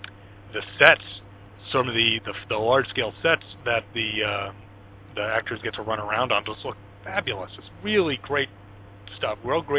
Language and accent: English; New York, United States; growing up in New York